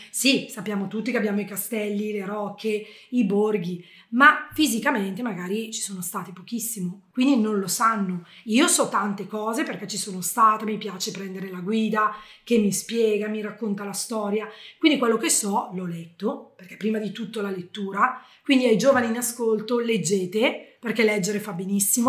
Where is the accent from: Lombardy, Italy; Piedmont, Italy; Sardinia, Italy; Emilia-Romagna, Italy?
Lombardy, Italy; Bergamo; io da bergamasca ho insegnato a un abitante dell'Umbria